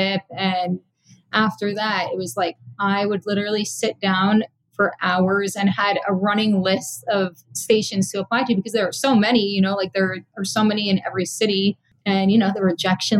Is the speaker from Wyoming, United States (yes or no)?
no; Boca Raton, Florida, United States; also born or lived in Chicago / Fort Lauderdale; I grew up in Boca, but I live in Fort Lauderdale now.